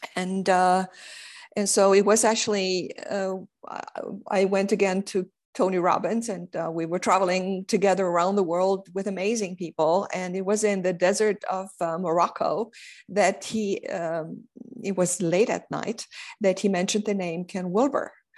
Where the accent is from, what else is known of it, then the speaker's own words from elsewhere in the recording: Romania; I was born and raised in Common East Romania